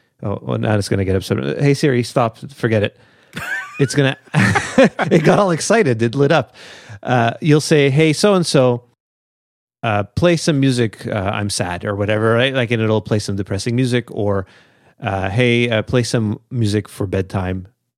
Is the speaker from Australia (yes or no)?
yes; Australia; I'm the guy from Australia, yeah.